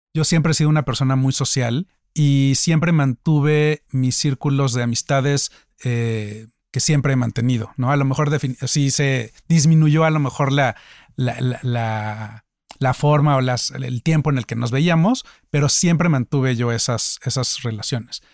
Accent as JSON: {"language": "Spanish", "country": "Mexico", "said": "soy mexicano, soy empresario"}